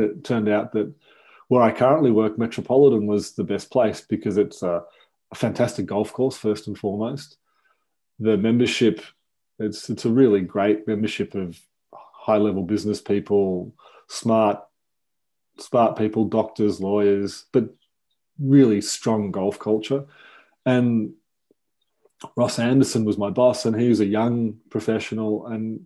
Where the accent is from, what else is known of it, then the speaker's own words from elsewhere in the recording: Melbourne, Victoria, Australia; I won a couple of state championships here in Victoria and Melbourne